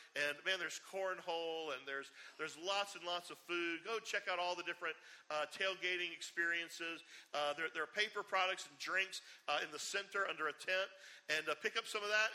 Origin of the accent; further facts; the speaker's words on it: Charleston, South Carolina, United States; I grew up up on James Island, and you know, growing up in Charleston